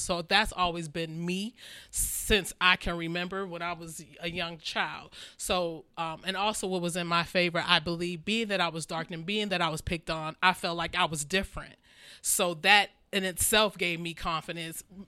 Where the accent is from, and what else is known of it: Maple Heights, Ohio, United States; born or raised there; also born or lived in Youngstown, Ohio